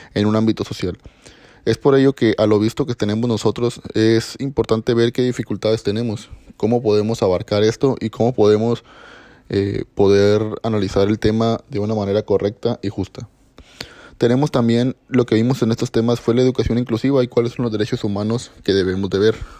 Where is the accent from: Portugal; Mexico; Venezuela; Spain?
Mexico; como mexicanos